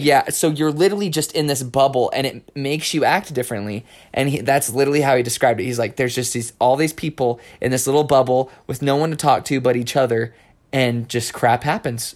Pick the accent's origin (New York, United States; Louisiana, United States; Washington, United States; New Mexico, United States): New Mexico, United States; I grew up in New Mexico